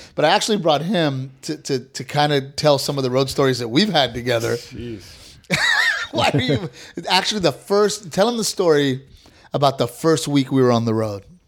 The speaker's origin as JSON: {"language": "English", "town": "Corpus Christi", "region": "Texas", "country": "United States", "tie": "born or raised there", "moved": "yes", "said": "So I- you know, I grew up in Texas. I, Right. grew, up, I grew up very country"}